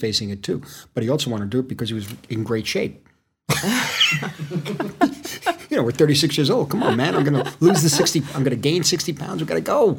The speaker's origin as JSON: {"language": "English", "country": "United States", "said": "Because I'm American"}